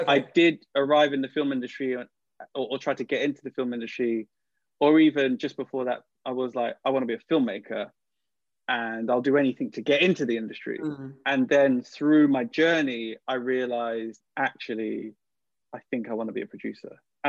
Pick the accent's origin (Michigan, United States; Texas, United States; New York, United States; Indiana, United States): New York, United States; I grew up on East Coast hip-hop before West Coast hip-hop, right? So it's also because I lived in New York as a kid and all these other things.